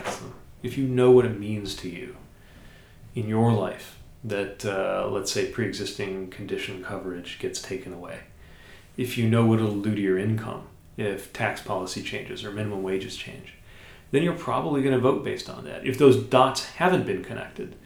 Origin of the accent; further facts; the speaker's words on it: South Bend, Indiana, United States; my my hometown schools